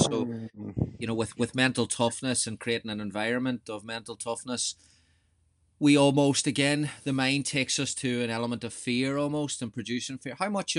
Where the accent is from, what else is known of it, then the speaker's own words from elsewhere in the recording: Ireland; as an Irishman